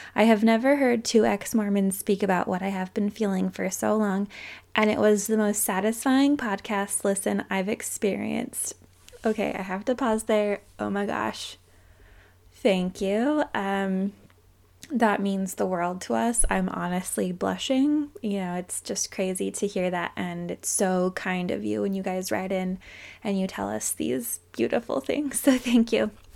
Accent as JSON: {"language": "English", "region": "Utah", "country": "United States", "tie": "born or raised there", "said": "I grew up in Utah County"}